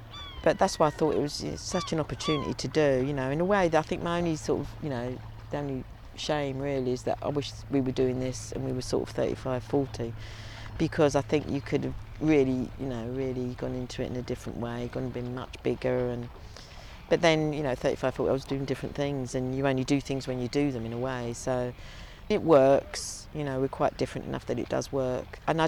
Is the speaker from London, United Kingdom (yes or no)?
yes; London, United Kingdom; I think being a city girl, you know, and like growing up in London